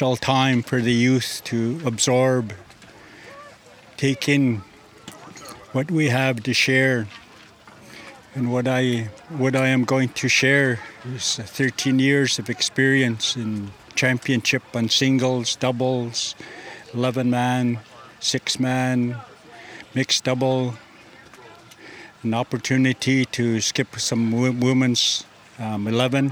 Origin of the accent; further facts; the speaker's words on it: Vancouver Island, British Columbia, Canada; where I came from Kwamutsin.